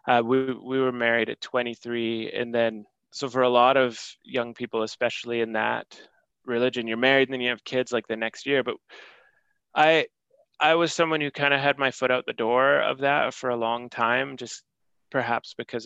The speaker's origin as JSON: {"language": "English", "country": "Canada", "said": "as a Canadian citizen"}